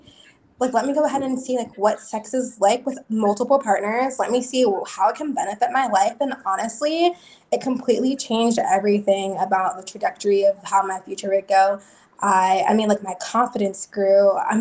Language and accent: English; New Jersey, United States; now in Kentucky, United States; I live in the beautiful state of Kentucky. Not from here, though. I'm from New Jersey. I'm an East Coast girl.